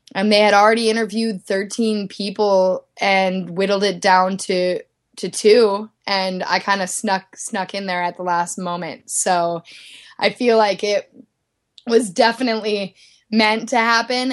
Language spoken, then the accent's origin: English; Midwest, United States; moved away as an adult; also born or lived in Minneapolis / Dallas, Texas; now in Salt Lake City, United States; I grew up in the Midwest ski racing